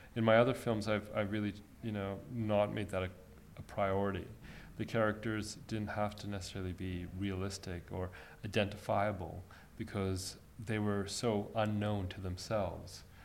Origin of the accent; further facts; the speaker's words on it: Egypt; moved away; I was born in Egypt